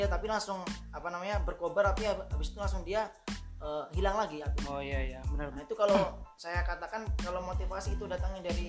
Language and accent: Indonesian; Java, Indonesia; kalau saya peribasan sebagai orang Jawa karena saya orang Jawa dia gitu ya